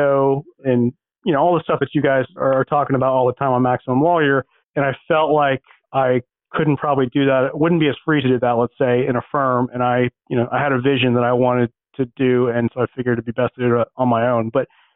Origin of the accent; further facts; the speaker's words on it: Oklahoma City, Oklahoma, United States; moved away as an adult; also born or lived in Minnesota; now in Houston, United States; I grew up in Oklahoma, in the Oklahoma City area, went to undergrad there